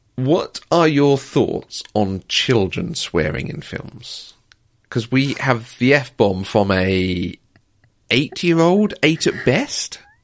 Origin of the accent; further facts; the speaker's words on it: United Kingdom; I'm also British